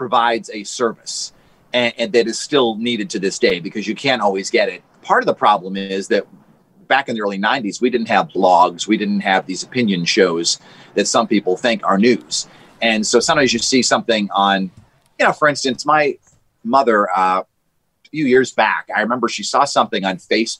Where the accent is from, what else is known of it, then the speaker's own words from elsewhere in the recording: Boston, Massachusetts, United States; moved away as an adult; also born or lived in Grand Rapids, Michigan / Kalamazoo, Michigan; now in Hartford, United States; Now I grew up in Boston, so did my mom.